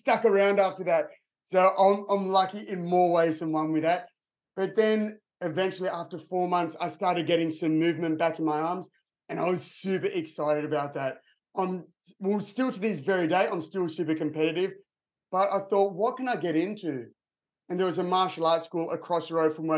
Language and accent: English; Sydney, New South Wales, Australia; I grew up in Sydney, Australia. I'm still here now